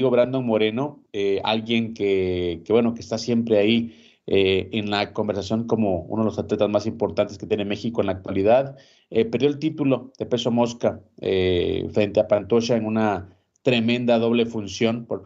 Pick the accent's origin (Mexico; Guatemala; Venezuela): Guatemala; Te voy a hablar como guatemalteco, ¿no? Estar con vos aquí en esta plataforma